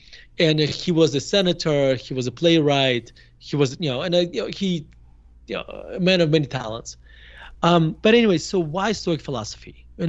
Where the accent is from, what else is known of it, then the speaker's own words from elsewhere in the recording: Murmansk, Murmansk Oblast, Russia; moved away as an adult; now in United States; So I grew up in Murmansk in a Jewish family. And we moved to United States in 1991. I was 18 years old. So you can argue that I spent my f- formidable years in Russia